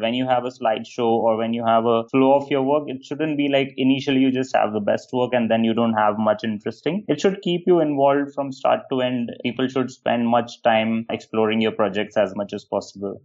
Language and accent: English; India; also born or lived in London; I come from India, from a very small town and small family.